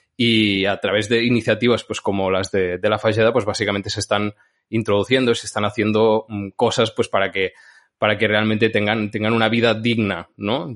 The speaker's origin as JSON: {"language": "Spanish", "town": "Santa Pau", "region": "Catalonia", "country": "Spain", "tie": "born or raised there", "said": "de Santa Pau, de mi pueblo"}